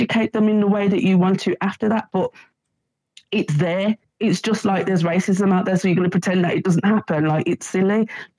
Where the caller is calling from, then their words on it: Birmingham, West Midlands, United Kingdom; I was just basically going to... Hi, Davina. I'm from Birmingham.